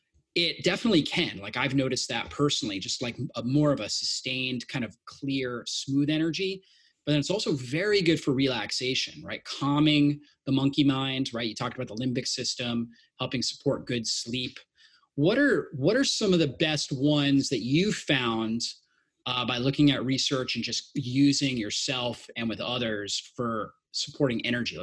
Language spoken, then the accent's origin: English; Florida, United States; I grew up in Florida on the beach